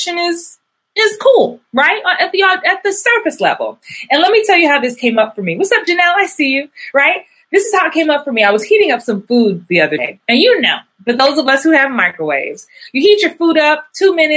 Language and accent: English; New York, United States; I guess I'm from New York